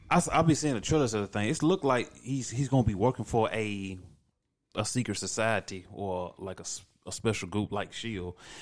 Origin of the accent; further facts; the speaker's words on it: the South, United States; I'm from the South.